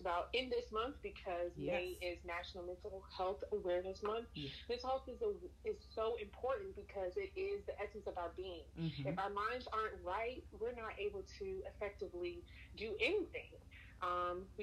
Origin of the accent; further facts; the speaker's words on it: Savannah, Georgia, United States; now in Atlanta, United States; I'm originally from Savannah